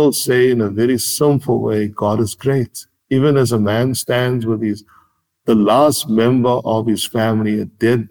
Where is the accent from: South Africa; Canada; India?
South Africa; Cape Town, Western Cape; I grew up on the Cape Flats